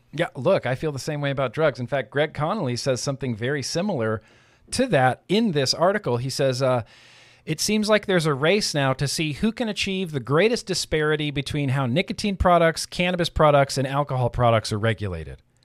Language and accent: English; Nevada, United States; moved away; also born or lived in California; I grew up in Nevada.